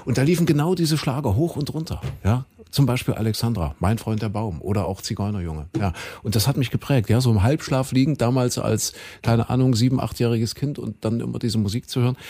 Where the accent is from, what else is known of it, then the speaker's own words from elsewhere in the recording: Saxony-Anhalt, Germany; Kuhköten, dort bin ich ja aufgewachsen in Sachsen-Anhalt